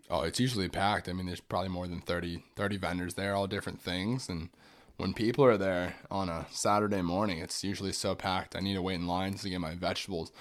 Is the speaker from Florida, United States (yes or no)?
yes; Orlando, Florida, United States; I grew up in Orlando